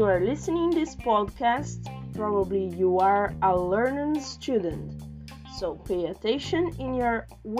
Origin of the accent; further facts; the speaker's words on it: Brazil; English is a second language; moved away as an adult; now in Canada; I'm from Brazil. I'm very happy here in Canada. I'm an artist. I'm 35 years old. I'm tall, black, intelligent, and very curious.